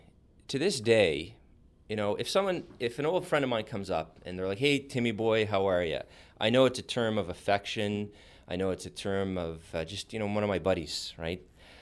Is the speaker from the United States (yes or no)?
no; Montreal, Quebec, Canada; I was born in Montreal. So I grew up in an environment where the word … is not easily translatable into the other official language of Canada.